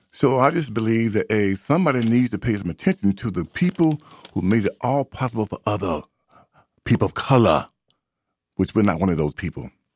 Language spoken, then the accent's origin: English; United States; I'm not an African. I'm an American